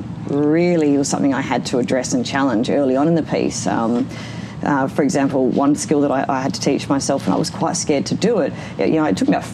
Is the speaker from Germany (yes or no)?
no; Perth, Western Australia, Australia; also born or lived in City Beach / Wembley Downs; I grew up in Maylands before it had nice houses.